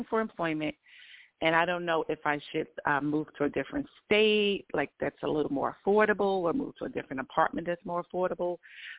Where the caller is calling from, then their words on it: Georgia, United States; I'm in Georgia.